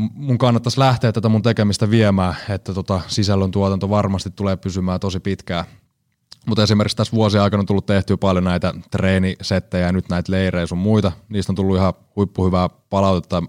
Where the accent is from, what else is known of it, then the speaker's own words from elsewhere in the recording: Seinäjoki, South Ostrobothnia, Finland; also born or lived in Kuortane / Alavus / Härmä; Itsehän olen Seinäjoelta.